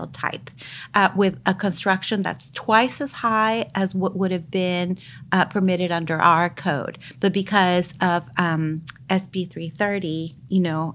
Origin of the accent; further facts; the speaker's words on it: El Salvador; now in United States; I come from El Salvador. I was born and raised during a time of war